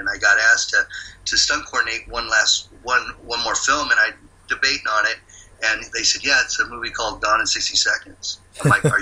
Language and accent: English; San Leandro, California, United States; I grew up in the Bay Area in a town called San Leandro.